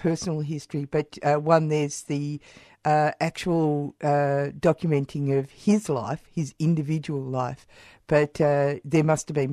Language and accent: English; Australia; I'm Australian Anglo